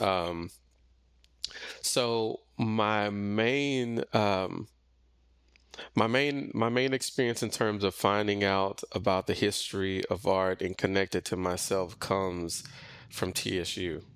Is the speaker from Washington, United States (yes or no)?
no; Missouri City, Texas, United States; I grew up primarily in the Missouri City, Sugarland area, kinda in, in the suburbs